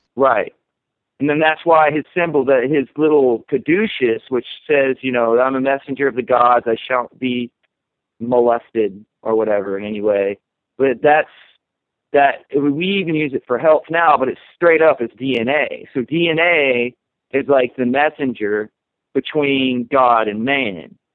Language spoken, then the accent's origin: English; the Bible Belt, United States; when I was growing up in the Bible Belt